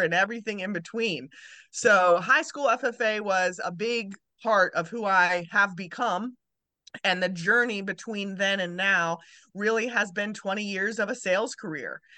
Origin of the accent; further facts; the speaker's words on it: Maryland, United States; moved away; also born or lived in Kentucky; I was born in Maryland